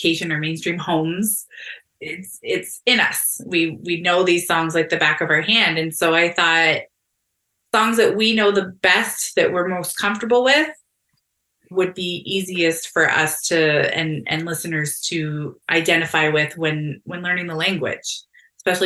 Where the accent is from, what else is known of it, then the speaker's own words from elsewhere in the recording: Fort Erie, Ontario, Canada; moved away; I grew up here. I grew up in Fort Erie